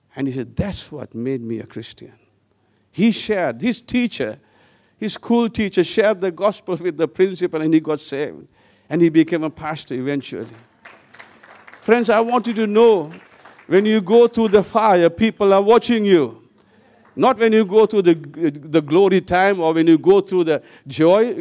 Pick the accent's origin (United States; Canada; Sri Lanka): Sri Lanka; also born or lived in Wellington, New Zealand; I, I left back to Sri Lanka